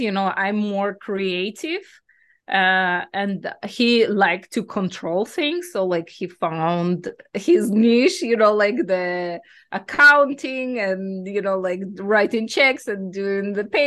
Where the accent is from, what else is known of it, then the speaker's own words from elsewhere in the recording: Belarus; moved away as an adult; also born or lived in Greece; now in United States; my home country is Belarus. I was born in Belarus